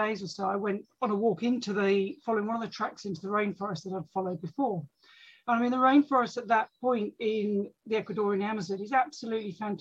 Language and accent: English; London, United Kingdom; now in Sussex, United Kingdom; I was brought up in London, but spent the summers in the countryside.